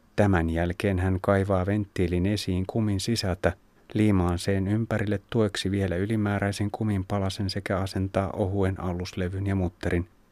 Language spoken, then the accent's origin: Finnish; Finland